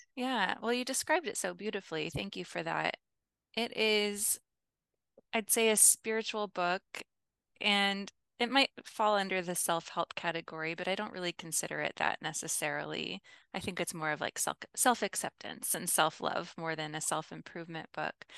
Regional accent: Midwest, United States; I am from the Midwest in the United States

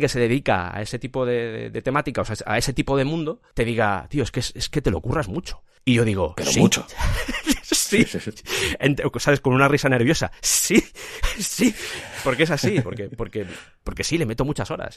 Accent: Madrid, Community of Madrid, Spain; also born or lived in Cuenca; vengo de Cuenca, toda mi familia viene de allí, estoy criado en Madrid, pero, toda mi familia es de Cuenca

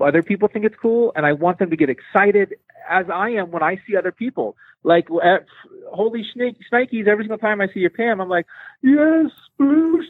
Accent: San Diego, California, United States; now in Salt Lake City, United States; I grew up in San Diego

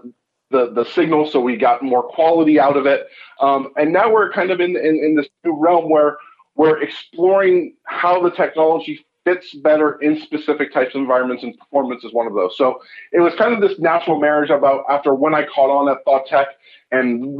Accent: California, United States; now in Canada; I'm originally from California. I ended up moving to Canada

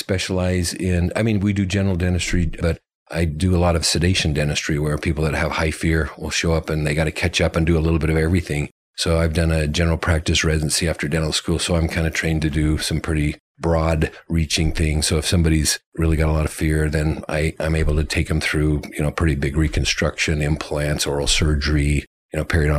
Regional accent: Eagle, Idaho, United States; I'm from Eagle, Idaho, just outside of Boise

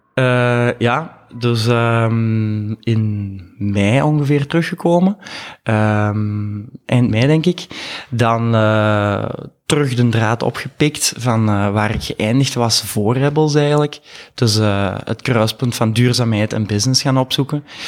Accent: Mol, Flanders, Belgium; moved away as an adult; also born or lived in Leuven / Antwerp; ben afkomstig van de Kempen, van Mol, opgegroeid

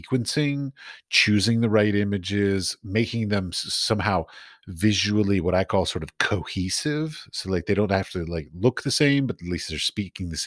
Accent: United States; moved away as an adult; now in Europe; I'm from America. I was raised in the American and taught in the American art system

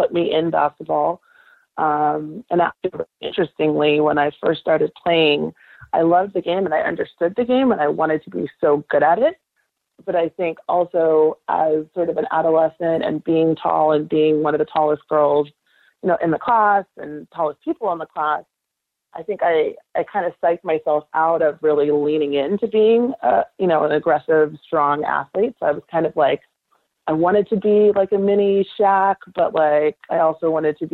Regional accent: California, United States; I'm from California. I'm a California girl through and through. And growing up, I fell in love with sports by watching the Lakers

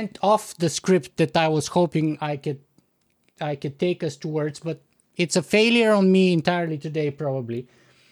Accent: Bulgaria; now in Canada; I'm originally from Bulgaria

